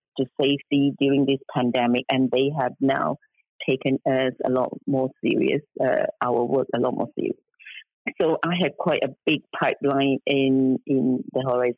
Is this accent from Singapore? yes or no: yes; Singapore; now in United Kingdom; I come from Singapore